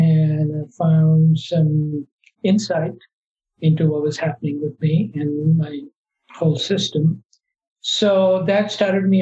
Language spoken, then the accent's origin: English; India; moved away as an adult; now in United States; I grew up in India and I left India and came to the US to study further.